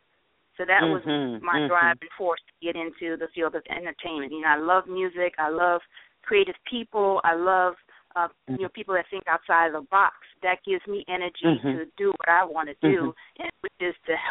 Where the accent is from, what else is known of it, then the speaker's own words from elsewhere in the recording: New York City, New York, United States; moved away as an adult; also born or lived in Dominica; now in Atlanta, United States; I was born in the islands, and I'm from Dominica, West Indies, raised in New York City